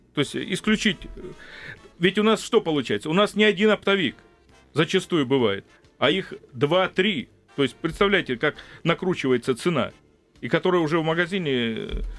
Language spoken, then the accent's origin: Russian; Krasnodar Krai, Russia; moved away; я сам родился и вырос в селе, в благодатном крае, я родился на Кубани и вырос